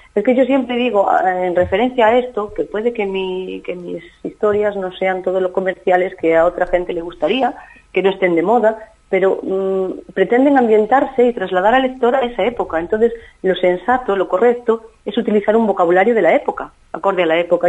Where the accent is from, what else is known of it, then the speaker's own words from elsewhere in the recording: Galicia, Spain; en mi tierra, en mi Galicia natal.